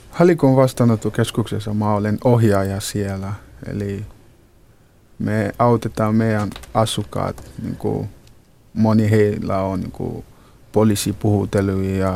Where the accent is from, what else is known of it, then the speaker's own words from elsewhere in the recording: Ghana; Finnish is a second language; now in Finland; Minä olen Ghanasta kotoisin ja mä olen muutanut Suomeen äh, ainakin vähän oli kuusi vuotta sitten. Ja mä olen tällä hetkellä toisa Halikon vastaanottokeskuksessa.